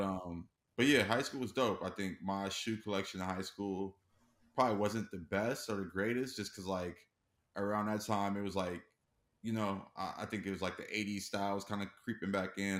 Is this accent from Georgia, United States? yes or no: no; Los Angeles, California, United States; born and raised in Los Angeles.